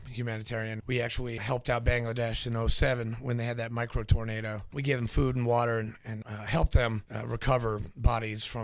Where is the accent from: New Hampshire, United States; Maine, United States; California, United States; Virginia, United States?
New Hampshire, United States; also born or lived in Nashville, Tennessee; I was born in Nashville, grew up in uh, New Hampshire